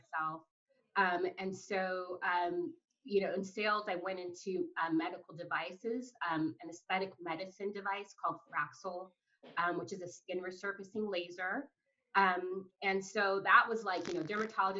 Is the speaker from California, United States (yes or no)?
yes; Los Angeles, California, United States; also born or lived in Portland; Born and raised in Los Angeles